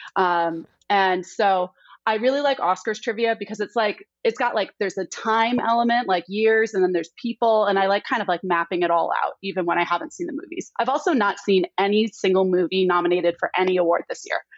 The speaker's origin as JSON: {"language": "English", "region": "New York", "country": "United States", "moved": "yes", "lives_now": "Austin, United States", "said": "I am from New York"}